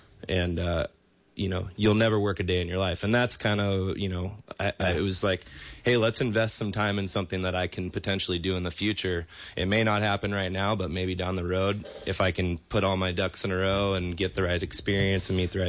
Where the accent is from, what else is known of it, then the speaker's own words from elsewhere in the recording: Santa Cruz, California, United States; Growing up in Santa Cruz